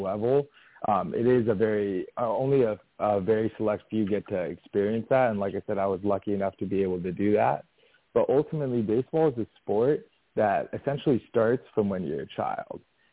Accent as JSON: {"language": "English", "town": "San Diego", "region": "California", "country": "United States", "tie": "born or raised there", "also_born_or_lived": "Los Angeles, California", "said": "I was born and raised in San Diego, California"}